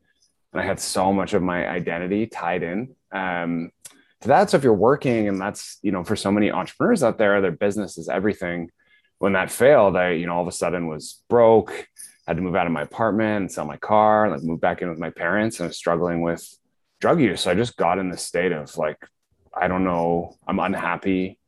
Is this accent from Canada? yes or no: yes; Guelph, Ontario, Canada; I grew up near you in Guelph, small town